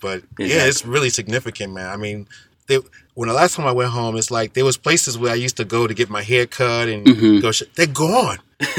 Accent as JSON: {"language": "English", "town": "New York City", "region": "New York", "country": "United States", "tie": "born or raised there", "moved": "as an adult", "lives_now": "Japan", "said": "I'm originally from Brooklyn, New York, Bedford-Stuyvesant."}